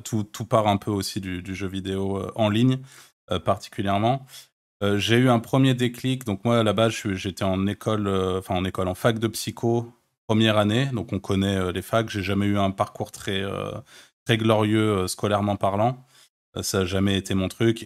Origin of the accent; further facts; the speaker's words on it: France; also born or lived in Malta; je suis français et je connais les Français, je connais la France